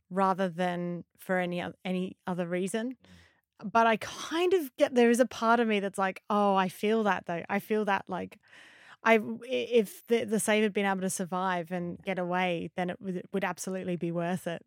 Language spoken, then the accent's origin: English; Australia; as an Aussie